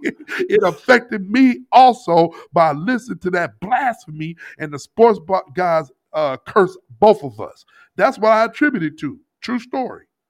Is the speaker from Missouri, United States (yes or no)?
yes; St. Louis, Missouri, United States; moved away; Kid I grew up with back in Saint Louis, known him since middle school.